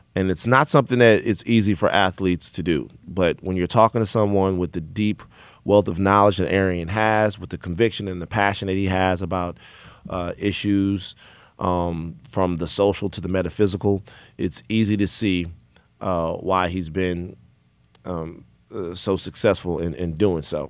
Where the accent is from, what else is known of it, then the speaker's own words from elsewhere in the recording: Baton Rouge, Louisiana, United States; I'm from Baton Rouge, Louisiana